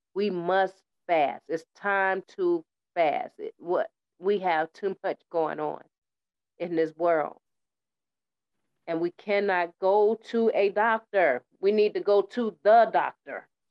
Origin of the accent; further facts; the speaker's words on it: United States; also born or lived in Tennessee / New York; I was raised up in Tennessee in the winter with my great aunt and in New York with my mother